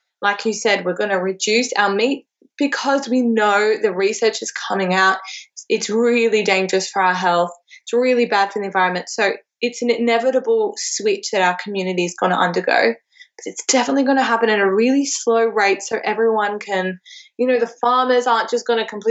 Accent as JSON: {"language": "English", "town": "Cairo", "region": "Cairo Governorate", "country": "Egypt", "tie": "born or raised there", "moved": "yes", "lives_now": "Australia", "said": "my hometown of Cairo in Egypt"}